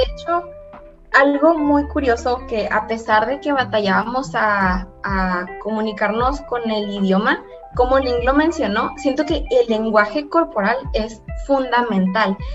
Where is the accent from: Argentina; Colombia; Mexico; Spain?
Mexico; first language Spanish; nosotros mexicanos tenemos acento